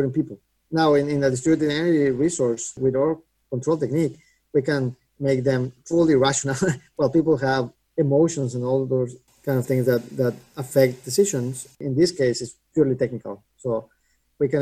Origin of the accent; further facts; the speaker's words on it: Mexico; moved away as an adult; also born or lived in Boston; I grew up in Mexico and did my undergrad in Mexico and then moved to MIT for grad school to Boston